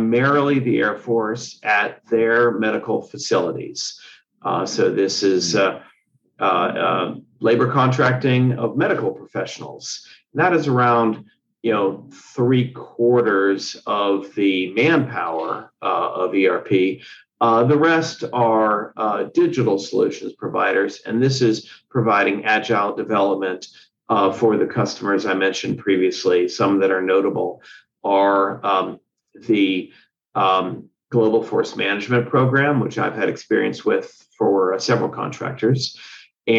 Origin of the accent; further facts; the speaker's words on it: Cincinnati, Ohio, United States; also born or lived in Pennsylvania / West Virginia; now in Virginia, United States; I am from Cincinnati